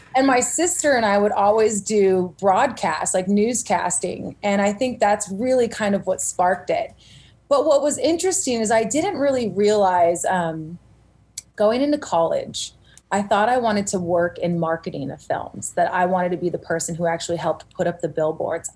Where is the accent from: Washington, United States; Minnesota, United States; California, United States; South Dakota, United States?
California, United States; Simi Valley; also born or lived in Santa Cruz, California; I was born and raised in Simi Valley, California